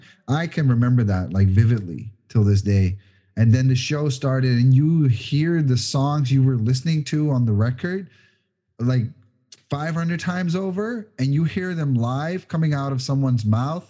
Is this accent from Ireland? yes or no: no; Netherlands; moved away; when I grew up in Holland, I worked for a event management company